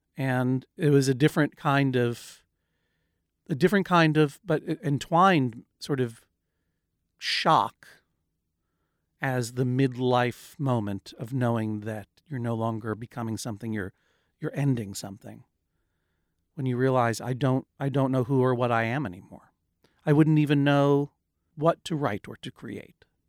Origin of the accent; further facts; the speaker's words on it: Brookline, Massachusetts, United States; now in New York, United States; I'm a person who grew up in Brookline, Massachusetts